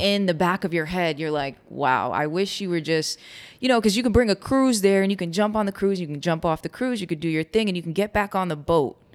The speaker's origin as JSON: {"language": "English", "region": "New York", "country": "United States", "said": "from New York, Cuban"}